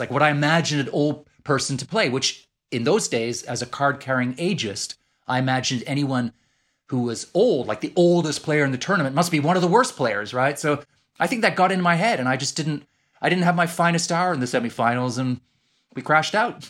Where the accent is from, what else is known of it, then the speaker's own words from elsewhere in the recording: Edmonton, Alberta, Canada; accent: Canadian; moved away as an adult; now in London, United Kingdom; I sound just like I did growing up in Edmonton, Alberta.